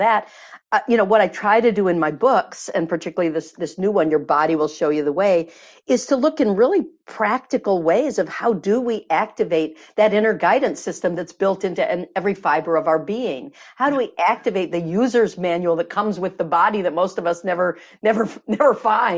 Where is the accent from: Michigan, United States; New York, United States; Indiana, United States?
Michigan, United States; moved away; I'm from Michigan originally, the Midwest